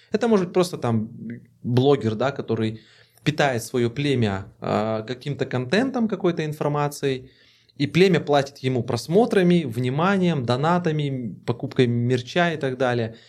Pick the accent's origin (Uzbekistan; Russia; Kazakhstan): Kazakhstan; Мы такие, мы из Казахстана